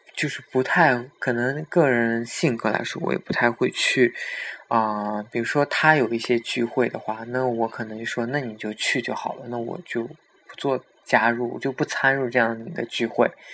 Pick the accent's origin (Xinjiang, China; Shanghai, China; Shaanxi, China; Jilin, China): Xinjiang, China; 我也是新疆人